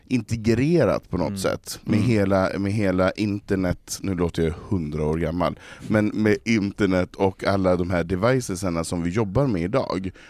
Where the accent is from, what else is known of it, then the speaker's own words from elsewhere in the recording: Norrland, Sweden; Och när jag växte upp i, i, i Norrland på, på slutet 70, början på 80-talet såg det också annorlunda